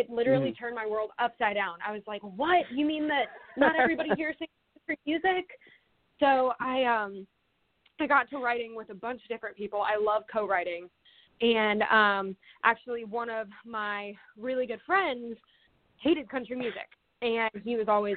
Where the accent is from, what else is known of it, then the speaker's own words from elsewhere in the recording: Pompano Beach, Florida, United States; moved away as an adult; I'm originally from South Florida. It's a little, well, not little town, but a lot of people don't know where it is. It's called Pompano Beach. It's maybe like 15, 20 minutes north of Fort Lauderdale. I grew up there my whole life.